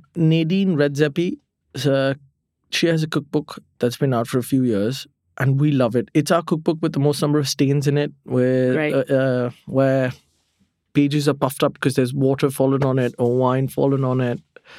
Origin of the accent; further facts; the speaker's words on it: India; You're not supposed to put ketchup in your fridge, but I'm Indian. I do it.